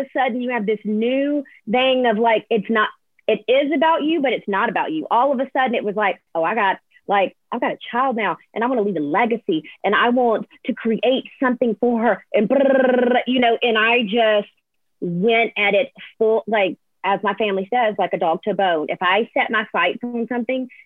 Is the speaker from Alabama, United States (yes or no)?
yes; Alabama, United States; also born or lived in Nashville; I'm born and raised in Alabama.